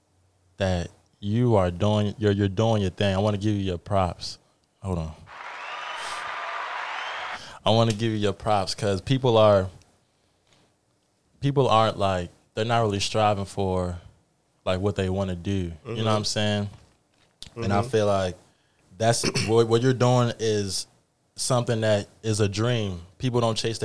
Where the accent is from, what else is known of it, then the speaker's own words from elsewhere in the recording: Nigeria; I'm Nigerian myself.